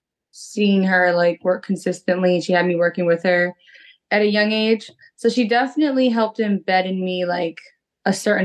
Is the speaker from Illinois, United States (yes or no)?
no; New York City, New York, United States; moved away as an adult; now in Los Angeles, United States; I'm a Bronx girl